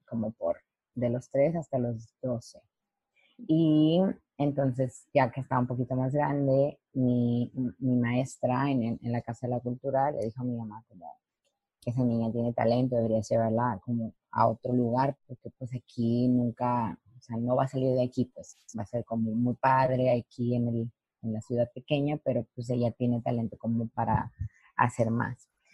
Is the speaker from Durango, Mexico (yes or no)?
yes; Lerdo, Durango, Mexico; moved away as an adult; also born or lived in Los Angeles; Yo soy de Lerdo, Durango, de Durango